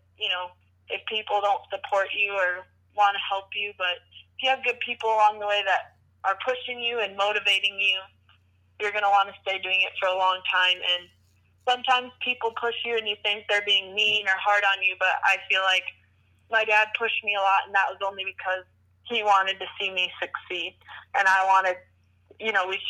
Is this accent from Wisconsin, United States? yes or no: yes; Wisconsin, United States; it's in my home state.